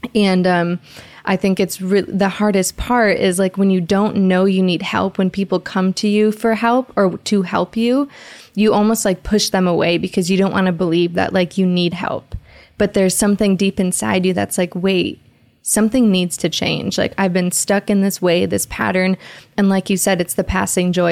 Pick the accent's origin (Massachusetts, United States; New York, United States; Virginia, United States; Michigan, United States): Michigan, United States; Detroit; I'm from Detroit